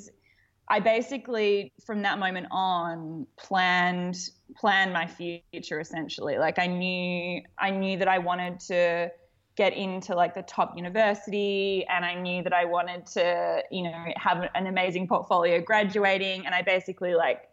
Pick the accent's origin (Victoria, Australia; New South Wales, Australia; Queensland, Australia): Victoria, Australia; Melbourne; I grew up in Melbourne in Australia.